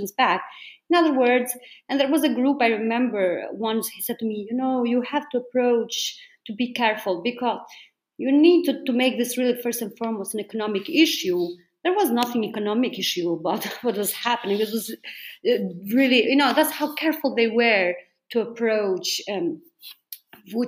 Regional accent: Germany; now in Berlin, Germany; in my home country here in Berlin

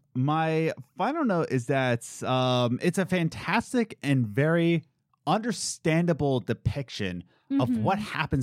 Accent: East Coast, United States; we're planning to move to the Midwest and we're from the East Coast

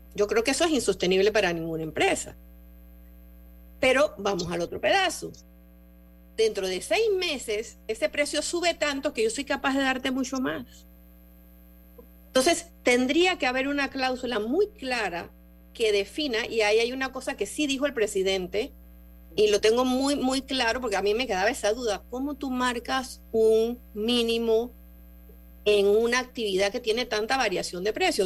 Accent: Panama; yo aquí me pongo como panameña

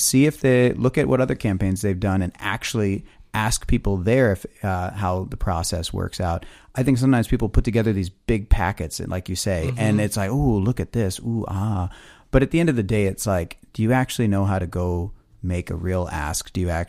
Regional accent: Midwest, United States; We're from the Midwest. We don't know about the East Coast.

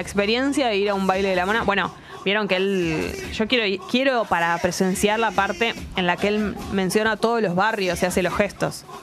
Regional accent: Buenos Aires, Argentina; accent: porteño; Tenemos que guardar nuestro, nuestra tonada porteña

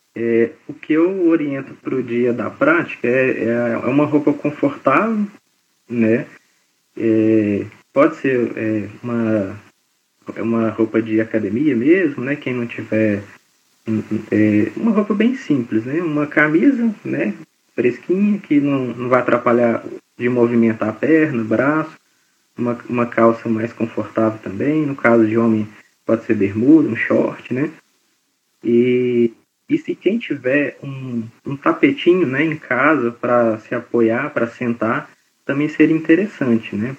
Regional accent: Belo Horizonte, Minas Gerais, Brazil; moved away as an adult; now in Goiânia, Brazil; eu estava em Belo Horizonte, que é minha cidade natal

